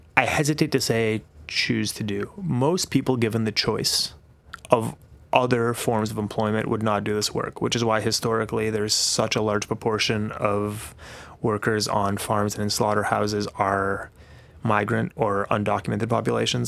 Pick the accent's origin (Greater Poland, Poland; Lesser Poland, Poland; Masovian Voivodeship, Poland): Masovian Voivodeship, Poland; Warsaw; moved away; also born or lived in New Zealand; I grew up between Warsaw, which is the capital city, and a small farm that my grandparents had outside Warsaw.